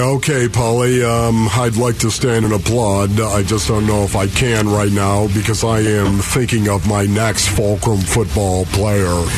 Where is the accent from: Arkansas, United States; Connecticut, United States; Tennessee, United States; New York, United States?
New York, United States; Orchard Park; As I was growing up in Orchard Park